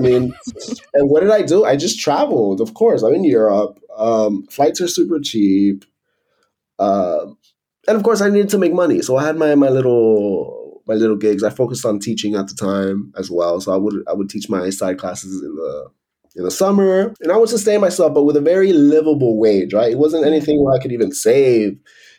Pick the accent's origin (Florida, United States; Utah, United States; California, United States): Florida, United States; Miami; moved away as an adult; And I came from Miami working full-time, 40 hours a week at the office. So I did that drastic change. And that's one of the reasons, one of the many reasons why I left the US, right?